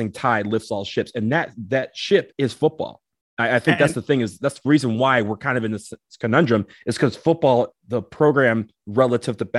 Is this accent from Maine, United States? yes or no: no; Michigan, United States; I'm from Michigan.